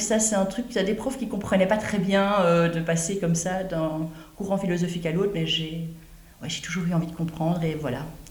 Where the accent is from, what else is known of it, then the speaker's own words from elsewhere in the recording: Brussels, Brussels-Capital Region, Belgium; also born or lived in Ronquières; j'habitais à Bruxelles quand j'étais jeune